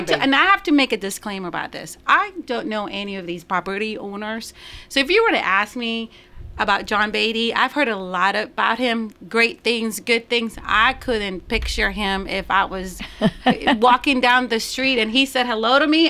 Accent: Puerto Rico; first language Spanish; English is a second language; also born or lived in Florida / Nashville, Tennessee / Knoxville, Tennessee; now in Murfreesboro, United States; I'm from origin originally from Puerto Rico

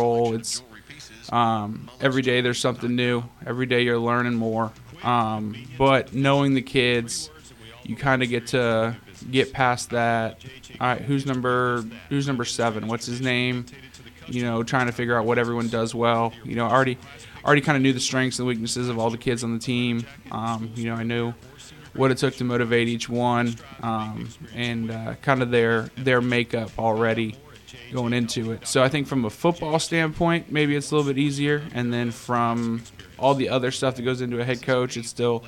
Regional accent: Orlando, Florida, United States; moved away as an adult; now in Tennessee, United States; I'm originally from Orlando, Florida.

